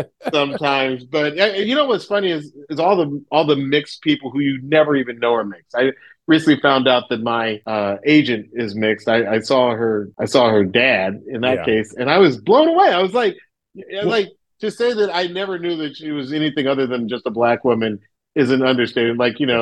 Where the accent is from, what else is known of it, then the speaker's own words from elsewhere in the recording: the South, United States; Growing up in the South, I never thought of mixed kids as anything other than black.